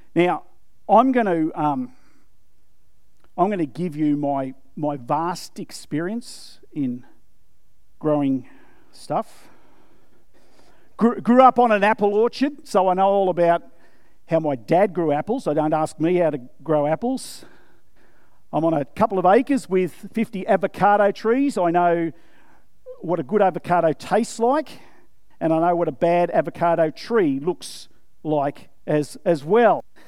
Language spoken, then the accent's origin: English; Australia; yes, I'm, I'm Australian, yes, I'm white